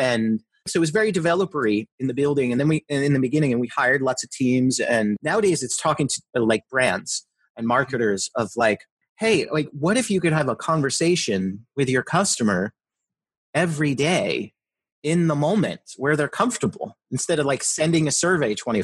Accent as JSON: {"language": "English", "region": "New Jersey", "country": "United States", "tie": "born or raised there", "also_born_or_lived": "outside Philadelphia, Pennsylvania", "moved": "yes", "lives_now": "Philadelphia area, United States", "said": "where I grew up in Jersey"}